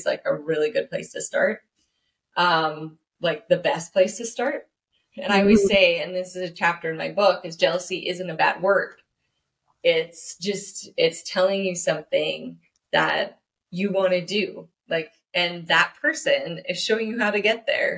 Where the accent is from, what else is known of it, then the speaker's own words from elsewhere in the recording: Canada; I am a Canadian artist.